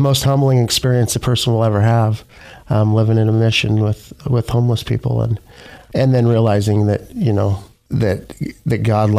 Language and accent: English; Kooskia, Idaho, United States; also born or lived in Grangeville, Idaho / Orofino, Idaho; I grew up in north central Idaho. I was born in Grangeville, Idaho, and I grew up in a little town called Kuski on the Indian Reservation.